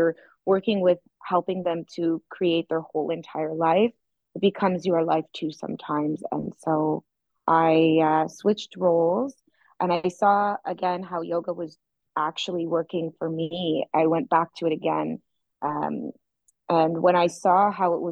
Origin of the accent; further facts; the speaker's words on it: Toronto, Ontario, Canada; now in Florianópolis, Brazil; I'm from Toronto, Canada